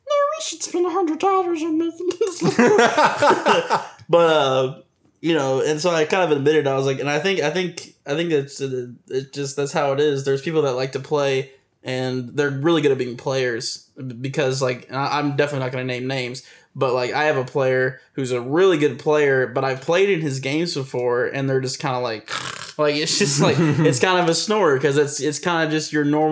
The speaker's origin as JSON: {"language": "English", "region": "Tennessee", "country": "United States", "said": "I'm from Tennessee"}